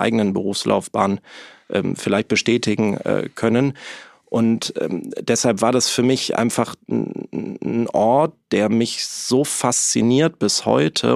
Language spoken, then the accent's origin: German; Neuss, North Rhine-Westphalia, Germany; moved away as an adult; also born or lived in Hamburg; ich komme quasi aus dem wunderschönen Rheinland, aus Neuss bei Düsseldorf. Ähm, bin auch Rheinländer durch und durch